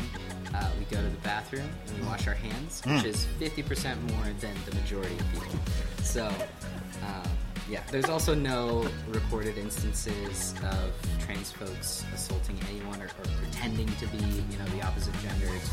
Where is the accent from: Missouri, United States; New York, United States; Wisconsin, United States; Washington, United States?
Washington, United States; Grays Harbor; I did drag in my hometown, that's how I started, and Caesar is a really great friend of mine, Caesar Hart, and they put on all-age drag shows in Grace Harbor